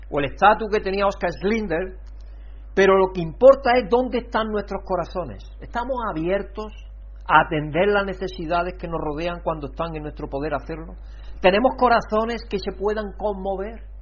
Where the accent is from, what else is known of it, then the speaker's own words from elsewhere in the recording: Andalusia, Spain; yo como soy andaluz me como las terminaciones.